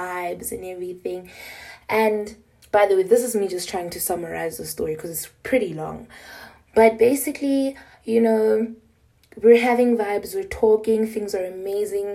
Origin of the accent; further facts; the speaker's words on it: Pretoria, Gauteng, South Africa; I'm from South Africa, Pretoria